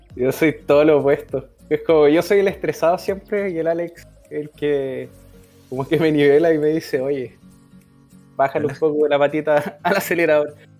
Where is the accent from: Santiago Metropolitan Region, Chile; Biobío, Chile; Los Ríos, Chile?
Biobío, Chile; Los Ángeles; acá hace un calor tremendo en Los Ángeles. Bueno, yo soy de Los Ángeles